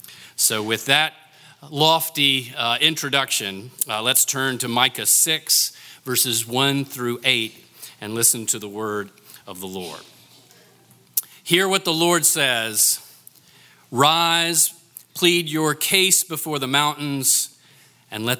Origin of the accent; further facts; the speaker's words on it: North Carolina, United States; my home state of North Carolina